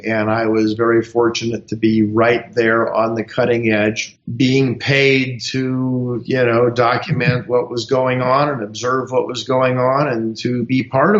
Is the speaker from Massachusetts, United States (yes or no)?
no; Los Angeles, California, United States; I grew up in Los Angeles. I've never really lived more than a block away from the neighborhood that I'm in right now.